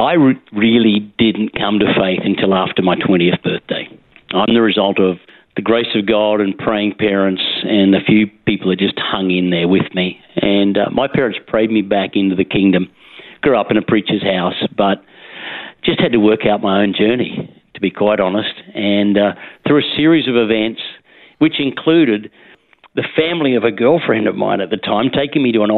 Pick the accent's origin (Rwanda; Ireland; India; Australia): Australia; Dalby, Queensland; also born or lived in Gosford, New South Wales; Yeah, I was born in Gosford in the beautiful Central Coast. Mm-hmm. But my parents, who moved around, particularly through rural Queensland, moved to places such as Dalby, mm-hmm. on the Darling Downs, where I was there some of my formative years